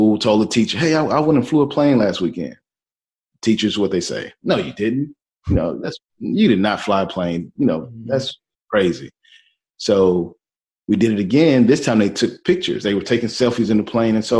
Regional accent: Houston, Texas, United States; moved away as an adult; also born or lived in Seattle, Washington; I'm from Houston, Texas, originally, born and raised, absolutely love my city

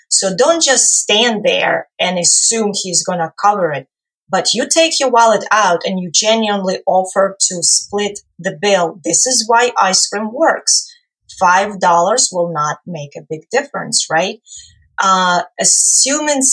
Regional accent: Ukraine; moved away; I come from Ukraine originally

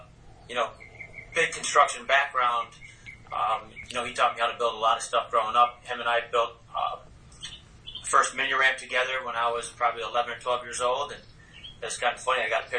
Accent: Oswego, New York, United States; Born and raised in Oswego, New York.

